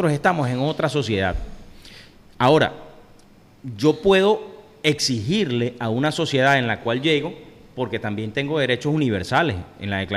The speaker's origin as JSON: {"language": "Spanish", "country": "Venezuela", "said": "yo soy un venezolano de a pie igual que todo el mundo. Yo tengo aquí tres años y tanto, ¿verdad?"}